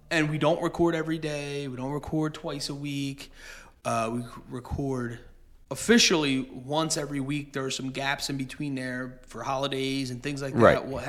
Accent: Bristol, Pennsylvania, United States; the town we grew up in Bristol, Pennsylvania

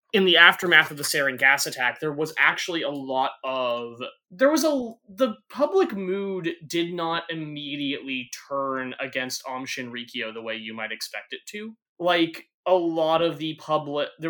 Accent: United States; as an American

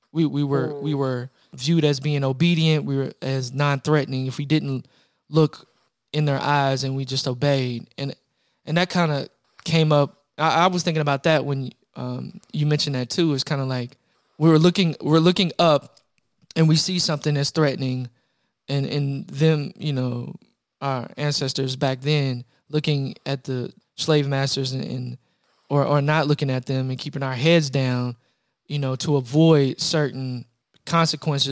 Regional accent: Louisville, Kentucky, United States; I'm from Louisville, Kentucky

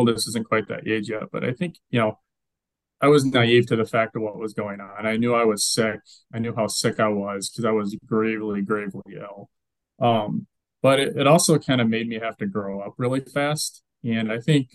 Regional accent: Rockford, Illinois, United States; moved away; I grew up in Northern Illinois. I grew up in Rockford.

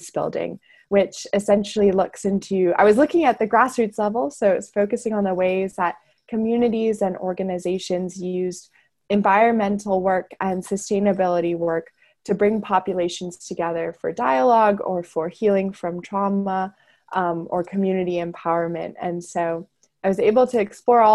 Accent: Wheaton, Illinois, United States; moved away; I am originally from Wheaton, Illinois, which is a suburb of Chicago

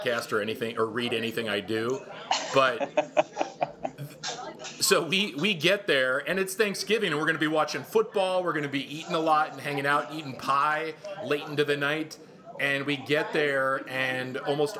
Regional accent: Midwest, United States; now in Los Angeles, United States; I'm from the Midwest

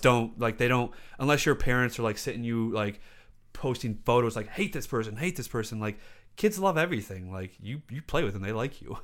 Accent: South Lyon, Michigan, United States; I grew up in South Lyon, and that's even whiter than Livonia.

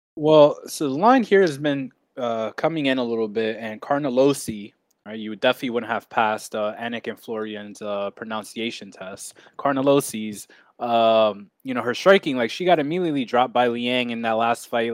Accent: New York, United States; my home state of, uh, the great old New York

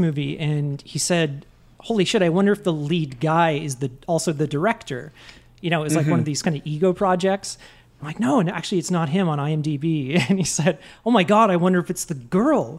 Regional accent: Canada; I'm Canadian.

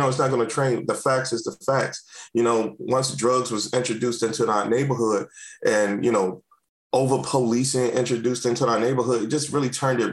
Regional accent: Washington, District of Columbia, United States; moved away as an adult; also born or lived in Prince George's County, Maryland; now in Maryland, United States; I grew up in Washington, D.C., born and raised

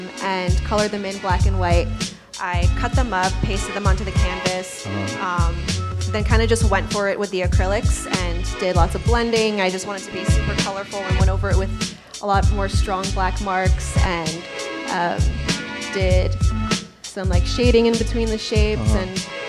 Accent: New Jersey, United States; moved away as an adult; I'm from Jersey. Okay. Small town in North Jersey.

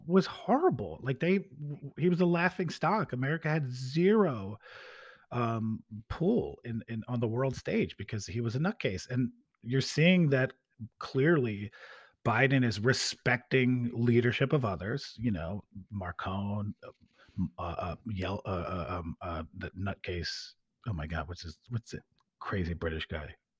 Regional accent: United States; by being American

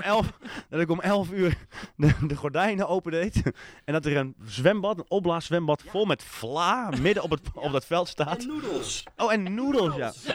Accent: Haarlem, North Holland, Netherlands; uit Haarlem

